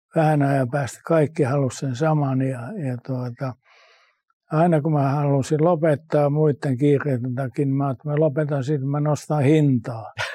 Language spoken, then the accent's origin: Finnish; Finland; also born or lived in United States; Mä kun tuun Suomesta, jossa on kaikki säännöstelty niin.